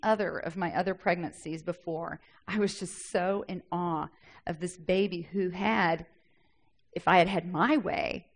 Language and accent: English; the South, United States; I'm from the South. We talk like that sometimes.